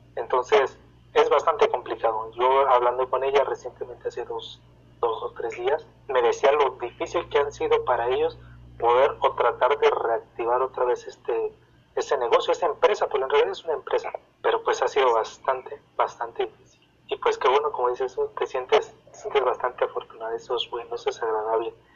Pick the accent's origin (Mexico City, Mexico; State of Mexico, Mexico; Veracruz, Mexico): State of Mexico, Mexico; soy de aquí del Estado de México